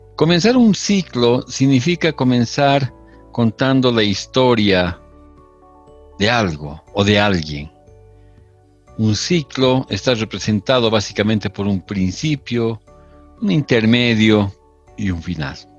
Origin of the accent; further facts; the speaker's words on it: Bolivia; continuamos siendo el, el tercer país más grande de, de Sudamérica